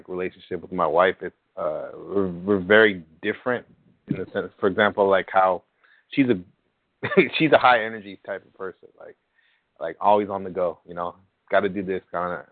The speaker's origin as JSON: {"language": "English", "town": "San Jose", "region": "California", "country": "United States", "tie": "born or raised there", "said": "San Jose, California"}